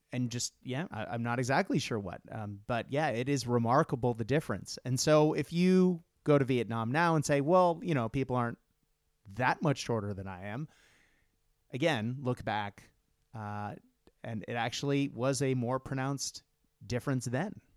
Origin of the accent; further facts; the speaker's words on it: Japan; moved away; I grew up in Japan, and in Japan in the '80s